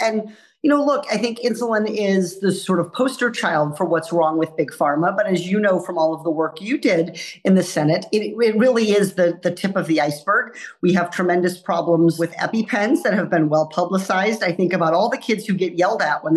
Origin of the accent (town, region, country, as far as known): Iowa, United States; born or raised there; now in California, United States